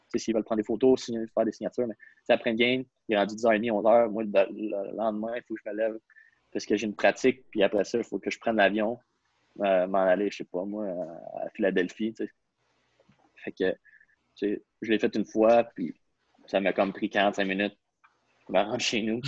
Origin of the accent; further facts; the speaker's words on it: Quebec, Canada; je suis un Québécois